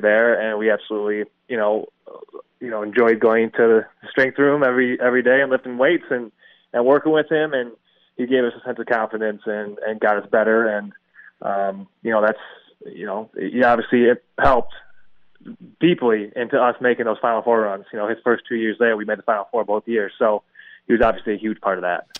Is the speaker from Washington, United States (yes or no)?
no; Milwaukee, Wisconsin, United States; I grew up in Milwaukee and was kind of raised a Marquette fan.